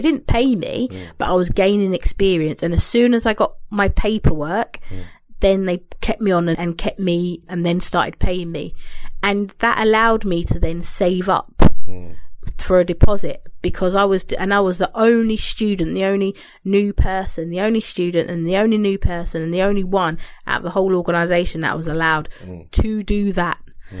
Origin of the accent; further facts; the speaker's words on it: London, United Kingdom; I came from London, random girl. I ended up in somewhere outside of Manchester, where I hasten to say there's not many black girls roaming around